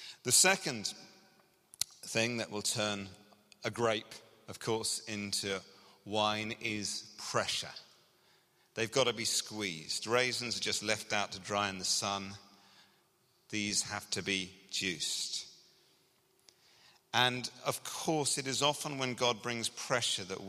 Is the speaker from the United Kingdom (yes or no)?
yes; England, United Kingdom; now in Scotland, United Kingdom; as you can hear from my accent, I grew up in England